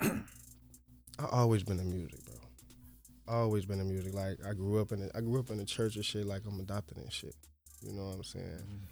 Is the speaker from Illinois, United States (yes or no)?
yes; Chicago, Illinois, United States; I'm from the South Side